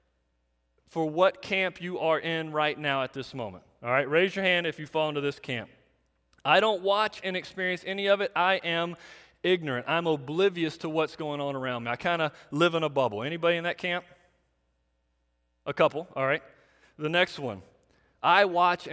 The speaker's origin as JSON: {"language": "English", "country": "United States", "said": "we in America"}